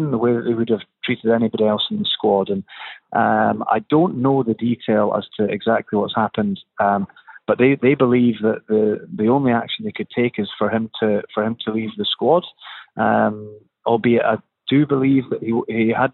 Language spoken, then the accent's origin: English; Scotland, United Kingdom; as a Scottish person